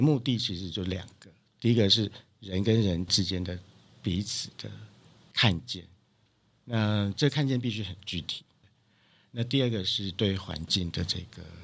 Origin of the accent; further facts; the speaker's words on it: Dongshi, Taichung, Taiwan; 故乡，就是台中的东市